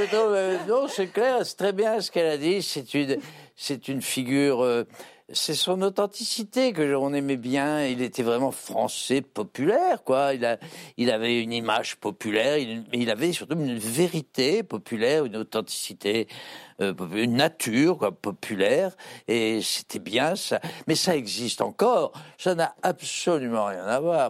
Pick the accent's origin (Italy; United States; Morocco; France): France; on est français